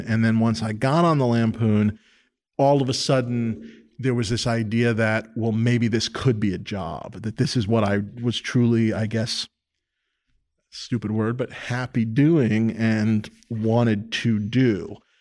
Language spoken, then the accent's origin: English; New York City, New York, United States; born or raised there